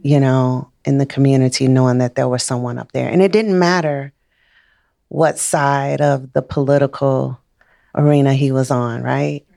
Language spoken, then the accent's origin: English; Chicago, Illinois, United States; moved away as an adult; also born or lived in Missouri; I'm from Chicago. Raised in Chicago, went to school in Missouri